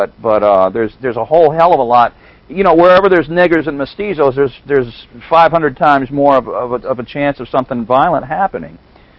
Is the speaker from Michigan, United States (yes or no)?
yes; Detroit, Michigan, United States; moved away; When I grew up in Detroit